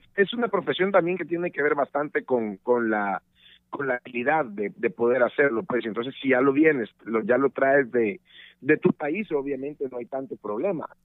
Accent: El Salvador; moved away as an adult; desde El Salvador, mi país de origen

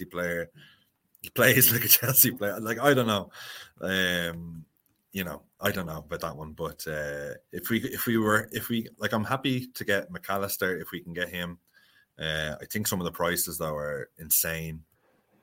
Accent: Dublin, Leinster, Ireland; moved away as an adult; now in Wicklow, Ireland; I grew up in Dublin. I was there for 30 years.

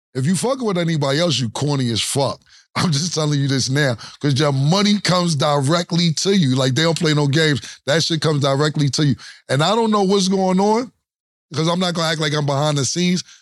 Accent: New York, United States; me and Mason, we're from New York

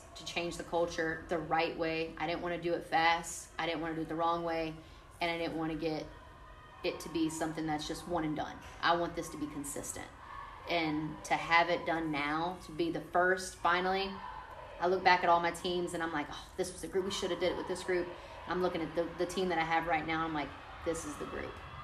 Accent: Hammond, Louisiana, United States; being here in this city, coaching in my hometown

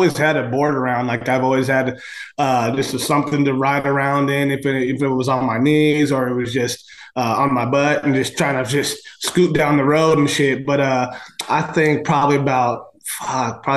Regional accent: San Diego, California, United States; born and raised in San Diego, just kind of all over, bounced around a lot when I was a kid, just kind of up and down along San Diego, but yeah, SD

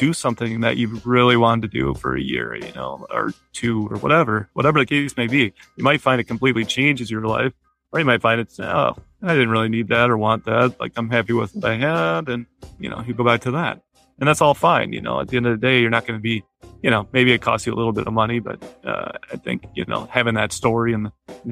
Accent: United States; I'm a white male, I'm American

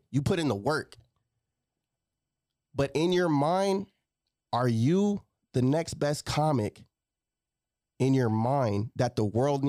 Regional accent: San Antonio, Texas, United States; I'm from San Antonio.

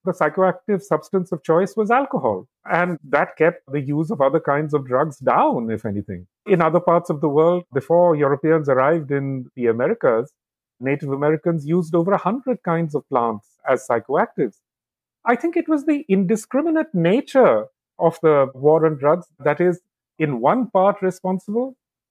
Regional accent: India; Growing up in India, China was completely absent from my life, from my imaginative life, really.

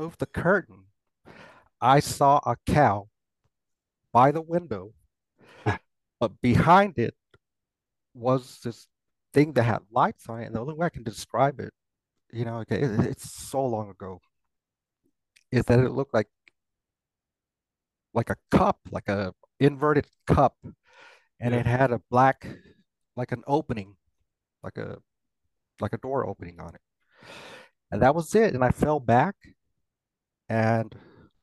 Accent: Pecos, Texas, United States; also born or lived in Monahans, Texas; West Texas. That's where I'm from. I was born in Texas, and we lived in a small town called Monhans.

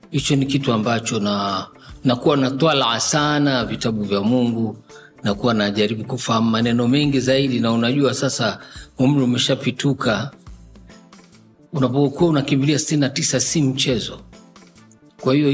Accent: Tabora, Tanzania; also born or lived in Dar es Salaam; lakini nilipelekwa Tabora kutoka Dar es Salaam nilipozaliwa, nikaenda kupelekwa katika chuo cha Maalim Ahmad bin Salum

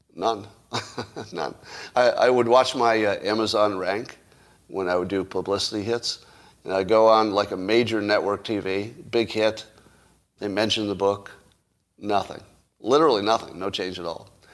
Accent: California, United States; I'm a Californian

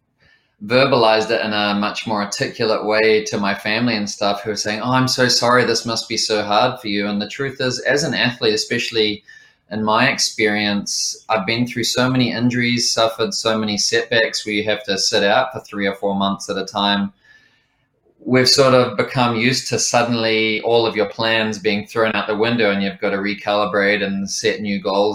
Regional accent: Lower Hutt, Wellington, New Zealand; working my way up through some of the more challenging kitchens in Lower Hutt, my hometown

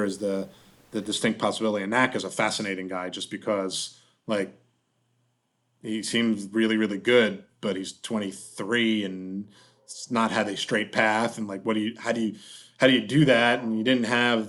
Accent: Pittsburgh, Pennsylvania, United States; my hometown here in Pittsburgh

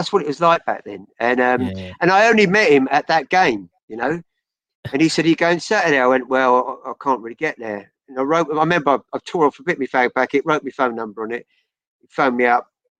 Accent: Chelmsford, East of England, United Kingdom; So I think it was because I grew up in Chelmsford.

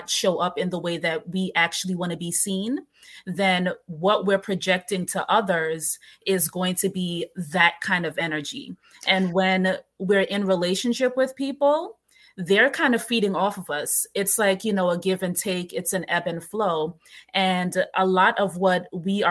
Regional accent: New York City, New York, United States; I grew up in New York, in Brooklyn

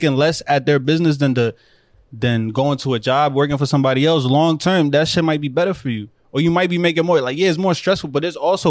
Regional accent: New Jersey, United States; born there; I'll tell you that I was born in Jersey.

